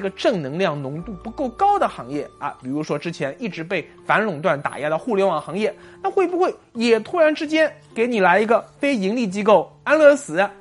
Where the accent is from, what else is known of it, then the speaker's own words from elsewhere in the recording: China; 我们作为中国人